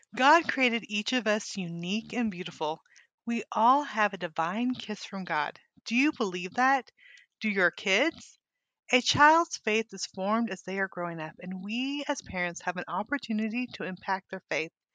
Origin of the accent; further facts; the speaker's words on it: Northern California, United States; moved away as an adult; also born or lived in Montana; now in Arkansas, United States; I grew up in California which was very diverse. Um, our high school in Northern California